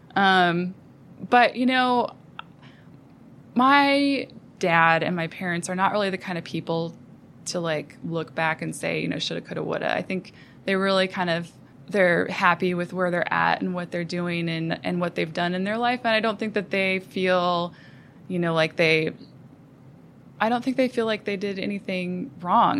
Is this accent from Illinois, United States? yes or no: no; Williston, North Dakota, United States; moved away as an adult; also born or lived in Phoenix, Arizona; I grew up in North Dakota in a little town called Williston